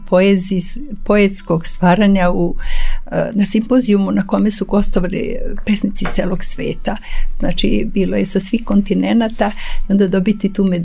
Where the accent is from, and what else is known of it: Serbia